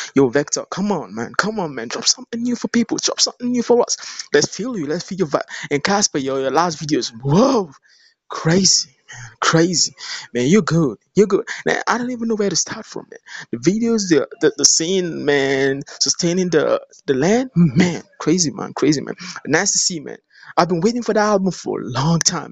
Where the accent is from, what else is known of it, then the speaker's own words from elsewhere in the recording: Nigeria; I'm from Nigeria.